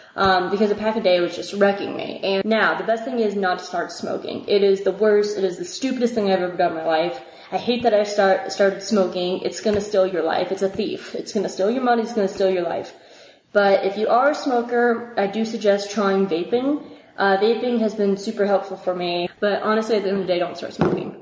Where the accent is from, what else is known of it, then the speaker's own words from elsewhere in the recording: the South, United States; I'm from the South